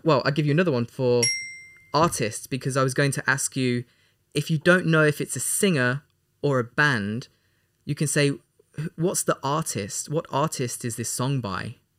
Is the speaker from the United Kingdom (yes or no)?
yes; England, United Kingdom; We're both from England